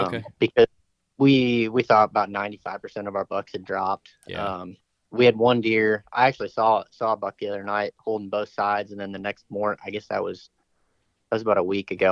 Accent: Fort Wayne, Indiana, United States; also born or lived in southern Illinois; now in Missouri, United States; I'm from Indiana

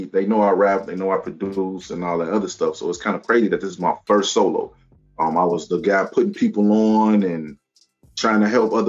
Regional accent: Chicago, Illinois, United States; I'm from Chicago, Chi-Town

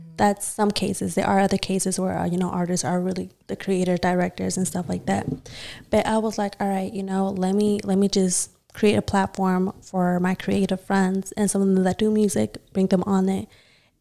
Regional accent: Gwinnett County, Georgia, United States; I'm from Gwinnett too

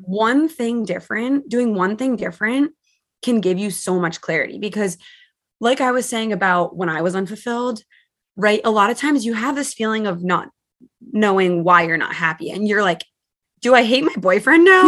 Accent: Massachusetts, United States; moved away as an adult; now in New Jersey, United States; I'm from Massachusetts, so I moved four states away to be with my boyfriend at the time

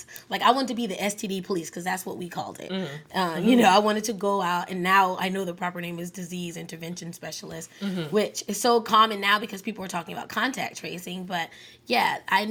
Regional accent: New York City, New York, United States; born or raised there; also born or lived in Pantego, North Carolina; now in North Carolina, United States

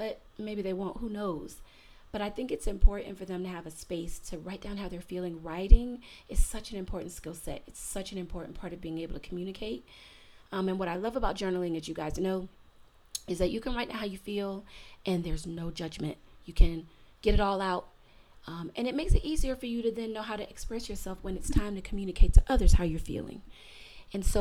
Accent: Florida, United States; my home state of Florida

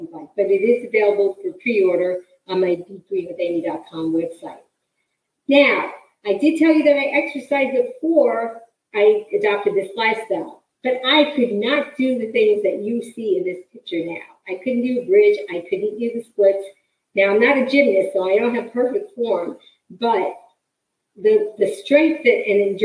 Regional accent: New York City, New York, United States; I grew up in New York City

